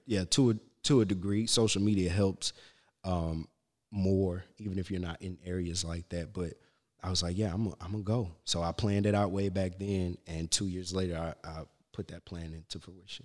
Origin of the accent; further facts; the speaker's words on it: Shreveport, Louisiana, United States; moved away; also born or lived in Alexandria, Louisiana; raised in Shreveport. I'm, I was born in Alexandria